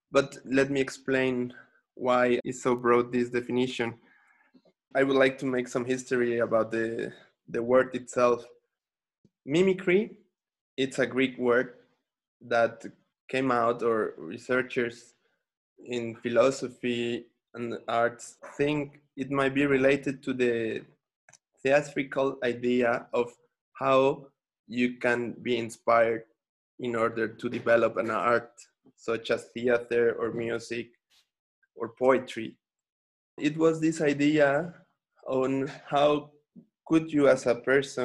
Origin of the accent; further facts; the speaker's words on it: Xalapa, Veracruz, Mexico; also born or lived in Brazil; I came back to my hometown, which is Jalapa, the capital of the Veracruz state, in the Atlantic coast, Mexico